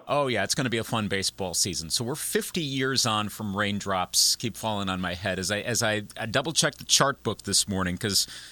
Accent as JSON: {"language": "English", "town": "Eau Claire", "region": "Wisconsin", "country": "United States", "tie": "born or raised there", "said": "at Eau Claire Memorial High School, my hometown, Eau Claire, Wisconsin"}